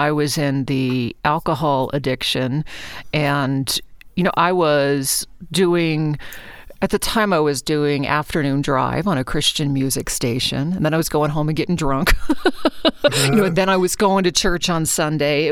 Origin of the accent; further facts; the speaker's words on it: Anchorage, Alaska, United States; moved away; also born or lived in Fairbanks, Alaska; I grew up in Anchorage, and then I went to college in Fairbanks